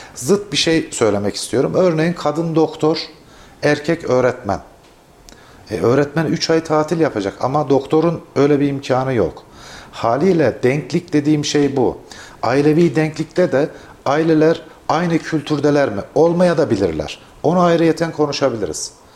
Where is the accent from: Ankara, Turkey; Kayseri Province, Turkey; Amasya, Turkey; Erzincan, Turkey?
Kayseri Province, Turkey; Kayseri ve bizim yöremizde